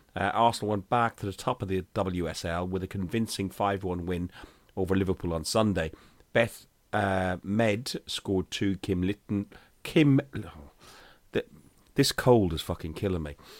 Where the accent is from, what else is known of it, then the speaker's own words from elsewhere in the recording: Ireland; moved away as an adult; now in United Kingdom; as an Irishman